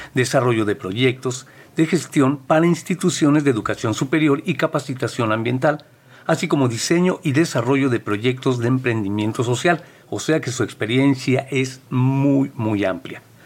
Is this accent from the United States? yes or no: no; Mexico City, Mexico; yo que soy de la Ciudad de México, cemento por todos lados, edificio, todo, no teníamos mucho contacto con, con como dices tú, la naturaleza, era muy difícil por el lugar donde yo vivía.